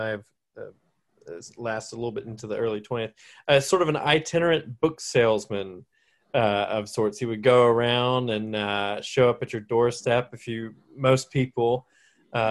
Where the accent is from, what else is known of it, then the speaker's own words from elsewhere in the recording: Salisbury, North Carolina, United States; moved away as an adult; also born or lived in Charleston, South Carolina / Texas; I'm from Salisbury, North Carolina, was where I was reared.